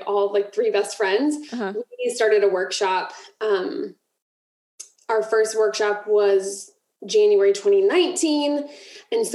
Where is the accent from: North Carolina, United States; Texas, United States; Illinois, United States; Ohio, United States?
Ohio, United States; moved away as an adult; now in Florida, United States; we moved from Ohio to Florida. And so that market of like, I had never left Ohio. That was like my pool of people that I grew up with and went to college and high school with.